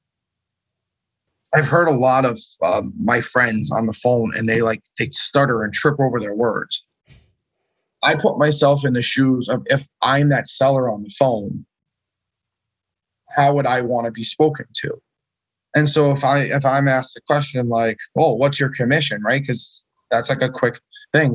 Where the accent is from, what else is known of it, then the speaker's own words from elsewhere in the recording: Long Island, New York, United States; now in Connecticut, United States; Born and raised in Long Island